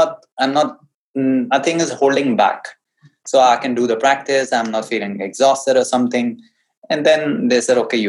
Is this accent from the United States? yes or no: no; North India, India; English is a second language; I hail from North India and I understand Hindi better